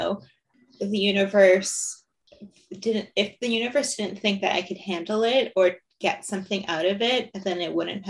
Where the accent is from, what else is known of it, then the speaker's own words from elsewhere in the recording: Windsor, Ontario, Canada; born and raised in Windsor.